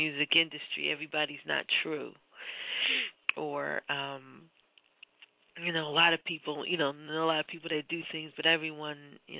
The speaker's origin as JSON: {"language": "English", "town": "Philadelphia", "region": "Pennsylvania", "country": "United States", "tie": "born or raised there", "said": "I'm born and raised in Philadelphia, but I'm a little bit older than you."}